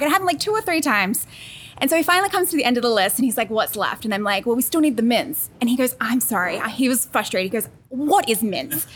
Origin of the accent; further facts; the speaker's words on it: Australia; moved away as an adult; now in United States; I am originally from Australia. I moved here for my husband